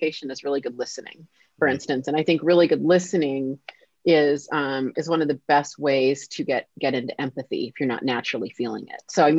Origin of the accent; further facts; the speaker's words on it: Kirkland, Washington, United States; here in Kirkland, Washington, which is my hometown.